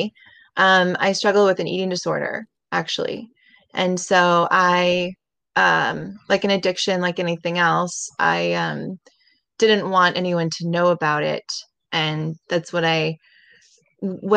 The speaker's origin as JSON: {"language": "English", "town": "Seattle", "region": "Washington", "country": "United States", "tie": "born or raised there", "moved": "yes", "said": "I'm from Seattle, Washington. I was born there and raised there"}